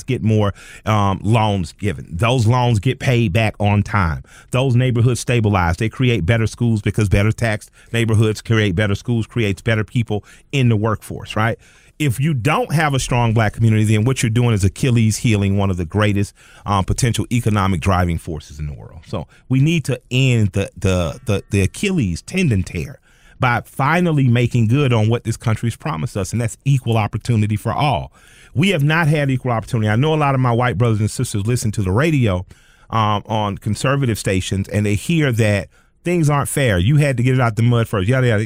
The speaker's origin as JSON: {"language": "English", "town": "Atlanta", "region": "Georgia", "country": "United States", "tie": "born or raised there", "said": "growing up in Atlanta"}